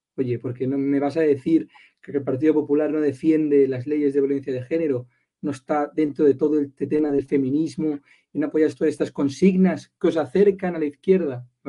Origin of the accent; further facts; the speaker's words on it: Catalonia, Spain; como catalán, como español, aquí en Cataluña